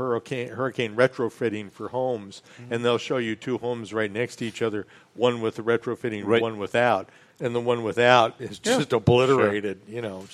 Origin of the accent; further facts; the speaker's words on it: Midwest, United States; growing up in the Midwest